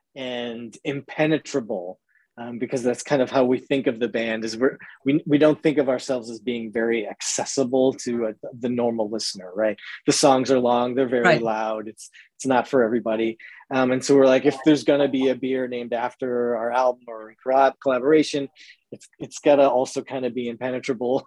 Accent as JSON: {"language": "English", "region": "New England", "country": "United States", "tie": "born or raised there", "said": "growing up in the New England area"}